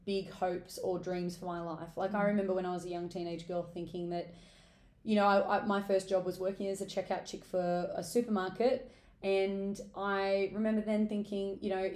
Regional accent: Newcastle, New South Wales, Australia; I'm originally from Newcastle, so I've moved away, come back, but I am a Novocastrian at heart

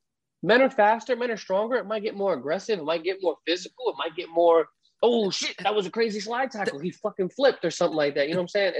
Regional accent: United States; this is where I grew up

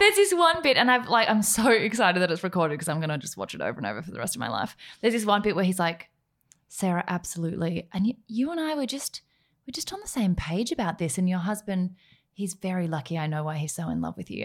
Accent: Gippsland, Victoria, Australia; I'm from Gippsland.

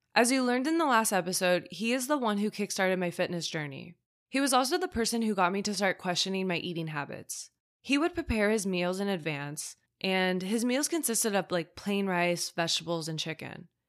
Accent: Midwest, United States; I grew up in the Midwest

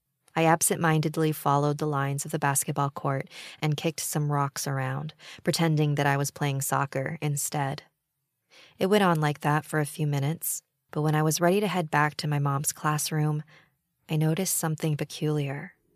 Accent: Quezon City, Metro Manila, Philippines; To start off, I'm from the Philippines. I was born in Quezon City, where I spent the majority of my childhood.

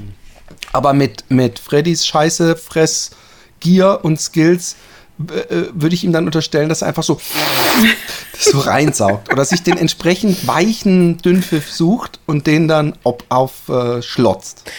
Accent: Busenbach, Baden-Württemberg, Germany; now in Netherlands; in meinem ursprünglichen Ort, meinem Heimatort

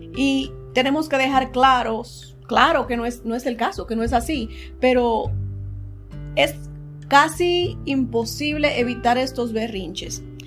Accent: Dominican Republic; moved away; creciendo en la República Dominicana

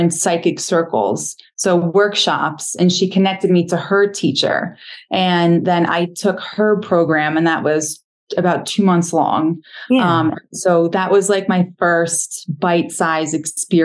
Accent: New York, United States; I grew up in New York and I joined the Army

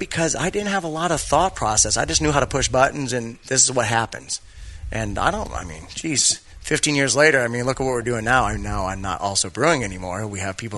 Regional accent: Coronado, California, United States; I grew up in Coronado

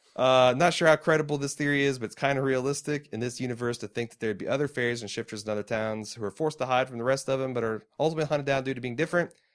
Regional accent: Mooresville, Indiana, United States; We too grew up in a small, shitty Indiana towns. Mooresville represent.

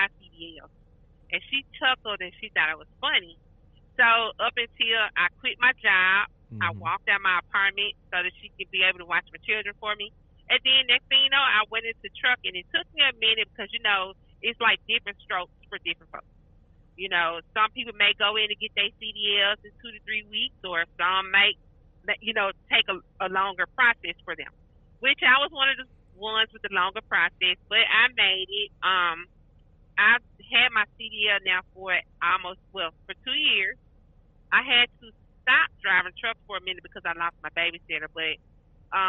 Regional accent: Memphis, Tennessee, United States; moved away as an adult; now in Dallas, United States; I'm originally from Memphis, Tennessee

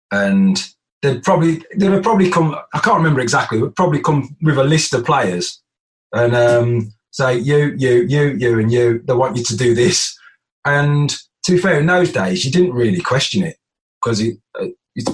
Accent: Birmingham, West Midlands, United Kingdom; I used to knock about with the lads that I grew up with in Birmingham as well

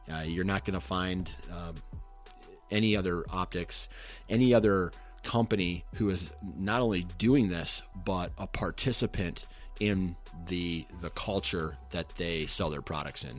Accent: Mount Pleasant, Iowa, United States; I grew up in Mount Pleasant

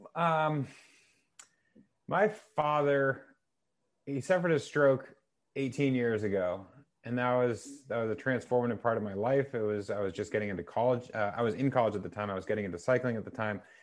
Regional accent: New Hampshire, United States; I grew up in New Hampshire

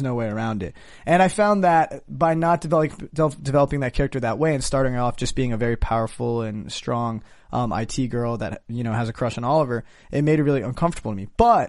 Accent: India; I'm Indian. It's not like a... You know.

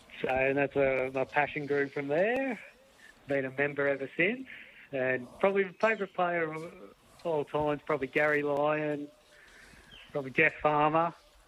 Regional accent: Melbourne, Victoria, Australia; I was born in Melbourne

